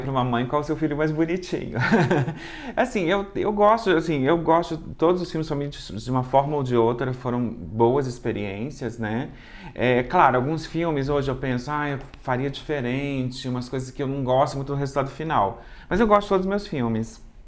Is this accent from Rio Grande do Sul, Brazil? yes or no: no; Juiz de Fora, Minas Gerais, Brazil; also born or lived in Rio de Janeiro; eu sou de Juiz de Fora